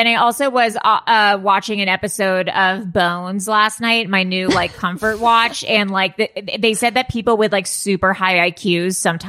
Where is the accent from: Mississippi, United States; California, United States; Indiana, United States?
California, United States; Malibu; I grew up in Malibu.